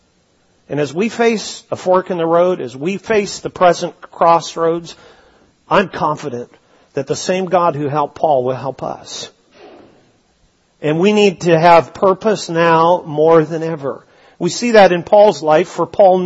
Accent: British Columbia, Canada; growing up in British Columbia

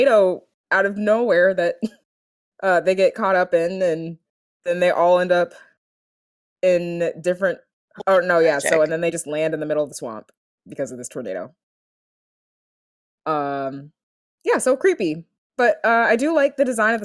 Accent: Florida, United States; we're from Florida

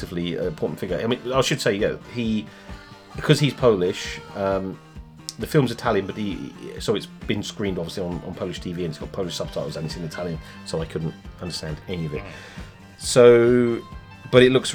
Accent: England, United Kingdom; if we're English

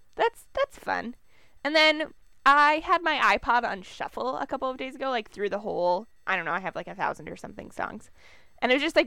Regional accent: Minnesota, United States; We're from Minnesota

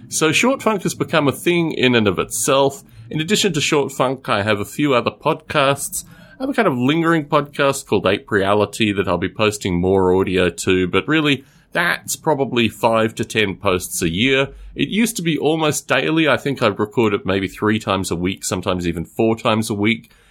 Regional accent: Australia; born there; also born or lived in United Kingdom; I was born in Australia. I lived in the UK for about four years over the past.

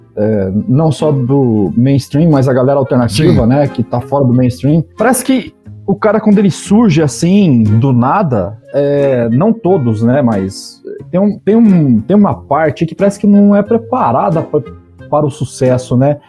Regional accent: Paraná, Brazil; now in São Paulo, Brazil; eu sou um paranaense perdido aqui em São Paulo

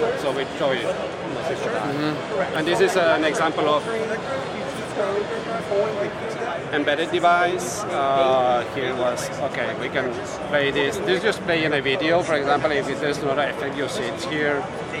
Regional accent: France; moved away as an adult; also born or lived in Oslo, Norway; now in Santa Clara, United States; I'm from France

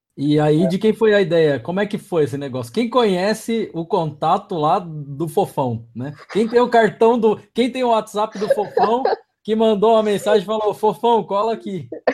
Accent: São Roque, São Paulo, Brazil; accent: caipira; moved away; eu sou do interior também, né, sou de, de São Roque aqui, interior de São Paulo

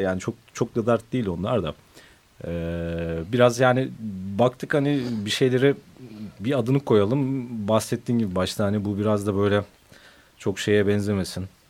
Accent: Ankara, Turkey; now in Istanbul, Turkey; bir Ankaralı olarak

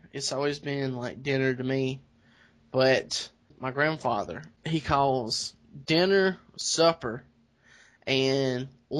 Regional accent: South Carolina, United States; I'm from South Carolina.

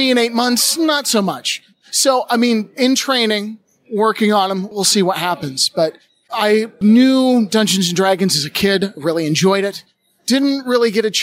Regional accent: Ohio, United States; moved away as an adult; also born or lived in Pennsylvania / Denver; now in London, United Kingdom; I grew up in the United States in Ohio

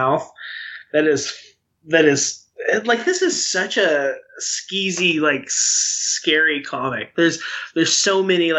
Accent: Arkansas, United States; where I grew up in Arkansas

